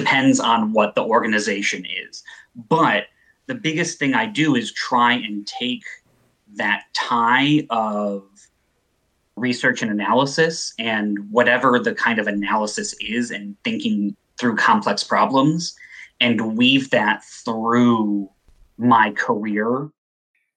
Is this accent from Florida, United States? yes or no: no; Evanston, Illinois, United States; moved away; I'm from Evanston. So I grew up just outside of Chicago